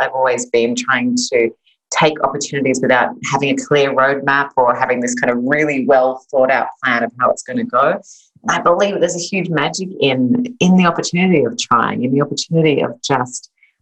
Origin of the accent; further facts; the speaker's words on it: Sydney, New South Wales, Australia; moved away as an adult; now in Los Angeles, United States; I'm originally Australian, so I was born and raised in Sydney, Australia. I moved to Los Angeles in California, where I now live